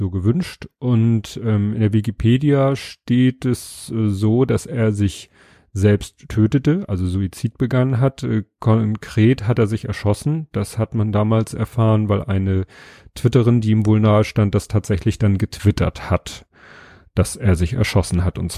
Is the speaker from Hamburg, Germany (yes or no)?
yes; Hamburg, Germany; Ich bin ja auch Hamburger.